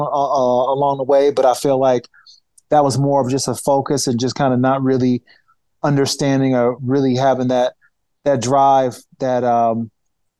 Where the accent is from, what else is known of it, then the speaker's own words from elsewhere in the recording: Niagara Falls, New York, United States; my hometown, Niagara Falls, New York